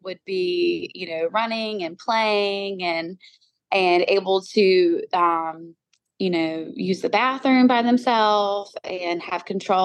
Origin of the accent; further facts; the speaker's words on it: North Carolina, United States; moved away as an adult; also born or lived in Utah; I moved my pregnant self and my two little girls back to North Carolina.